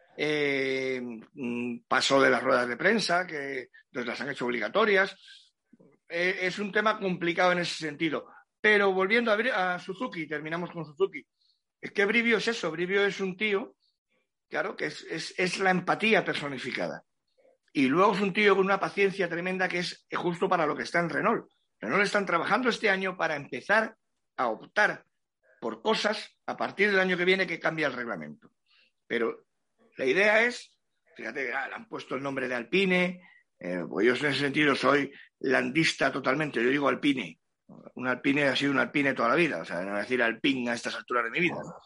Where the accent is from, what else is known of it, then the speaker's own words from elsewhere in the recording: Cádiz province, Andalusia, Spain; toda mi tierra gaditana